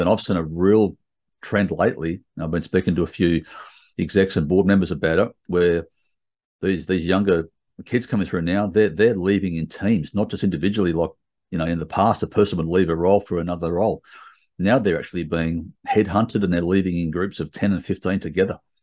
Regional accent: Sydney, New South Wales, Australia; I grew up in Sydney my whole life

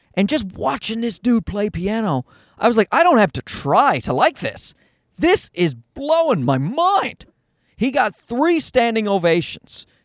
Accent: Newfoundland and Labrador, Canada; now in Toronto, Canada; I grew up in Newfoundland

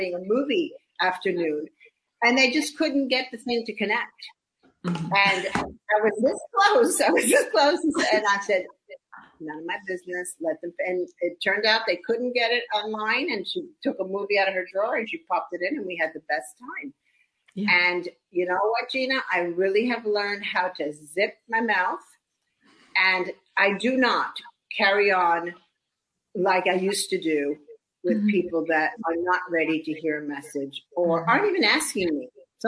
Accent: New York, United States; I grew up in New York like you did.

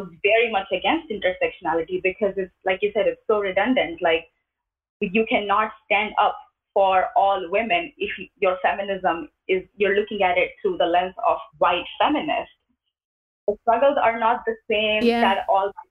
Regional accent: India; moved away as an adult; now in United States; When I was growing up, I grew up in India

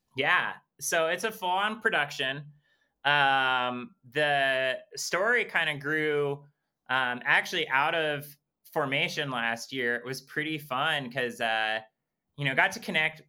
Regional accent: Waterbury, Vermont, United States; my hometown, kind of explore like my backstory and kind of how, um, like, how Vermont and how Waterbury has shaped me as a person.

